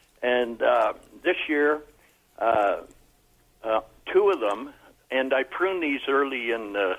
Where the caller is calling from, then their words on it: Coburg, Victoria, Australia; I'm calling from Coburg.